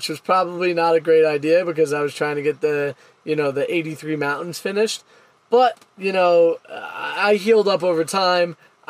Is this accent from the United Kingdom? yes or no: no; United States; Me being the American in this relationship